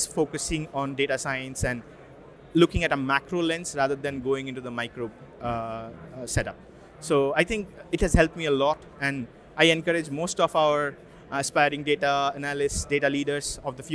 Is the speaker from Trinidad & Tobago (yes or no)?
no; India; moved away as an adult; also born or lived in Russia; now in United Kingdom; I'm from India. So I spent most of my, until my 20s in India